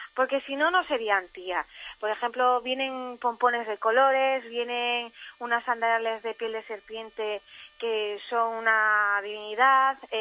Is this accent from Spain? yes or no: yes; Galicia, Spain; soy gallega aunque esté por todo el mundo